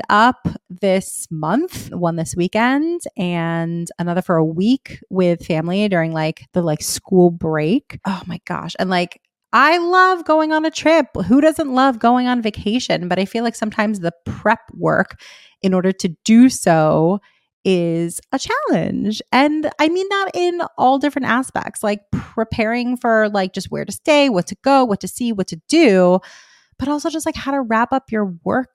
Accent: Miami, Florida, United States; moved away as an adult; I'm literally from there. I was there for 18 years of my life

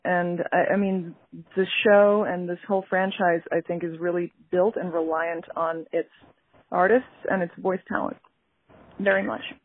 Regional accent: New York, United States; I'm a New Yorker

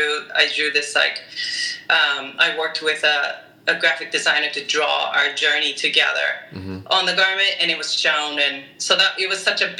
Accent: Japan; also born or lived in Orange County, United States; now in Boston, United States; I'm originally from Japan.

